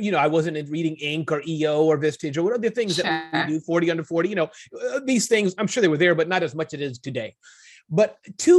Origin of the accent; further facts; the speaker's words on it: New York City, New York, United States; moved away; also born or lived in Ohio / New Jersey; Born in the Midwest, state of Ohio, but much of my existence has been raised in the New York area, Brooklyn.